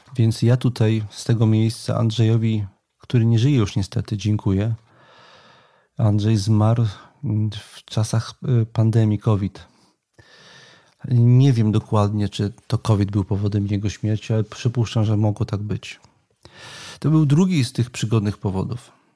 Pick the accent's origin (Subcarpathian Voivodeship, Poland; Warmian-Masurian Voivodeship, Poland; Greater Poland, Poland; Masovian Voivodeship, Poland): Masovian Voivodeship, Poland; Warsaw; jestem z, z, z urodzenia warszawiakiem i jednym z takich częstych miejsc moich przechadzek była warszawska